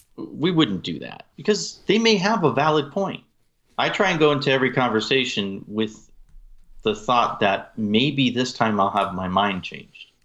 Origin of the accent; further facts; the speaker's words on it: New England, United States; I'm from New England